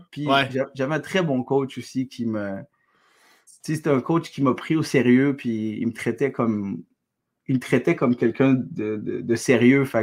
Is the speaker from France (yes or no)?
no; Algeria; now in Quebec, Canada; Je suis, je suis, algérien, je suis québécois.